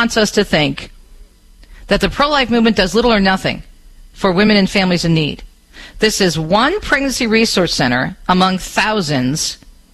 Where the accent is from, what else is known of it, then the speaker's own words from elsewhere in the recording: southeastern Michigan, United States; southeastern Michigan in my hometown area